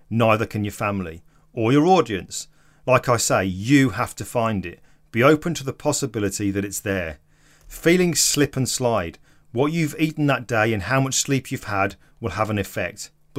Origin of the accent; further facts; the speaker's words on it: Stoke-on-Trent, West Midlands, United Kingdom; I'm from Stoke-on-Trent. I have no qualifications. I didn't come from money.